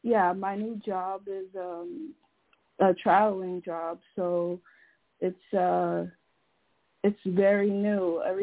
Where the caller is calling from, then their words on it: Connecticut, United States; I'm calling from Connecticut.